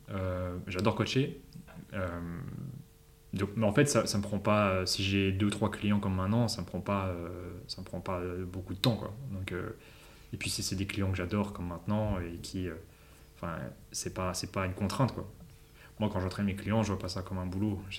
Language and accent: French; Paris, Île-de-France, France; ou Paris, parce que bah, Paris, parce que on vient de Paris, ou euh, Londres.